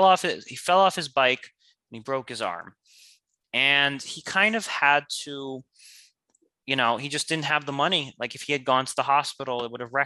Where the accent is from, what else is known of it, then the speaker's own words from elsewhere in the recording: United States; I was born in America, and us Americans, we are entitled